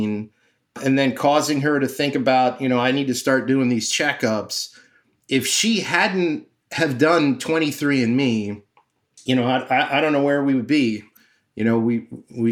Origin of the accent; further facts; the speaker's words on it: Miami, Florida, United States; now in New York, United States; I'm from Miami